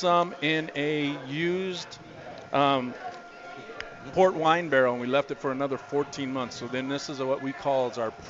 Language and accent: English; Montana, United States; I'm from Montana.